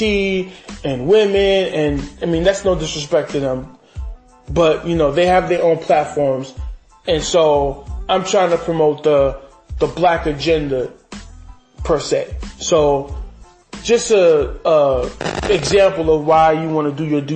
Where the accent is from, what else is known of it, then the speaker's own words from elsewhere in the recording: New York City, New York, United States; me as a New Yorker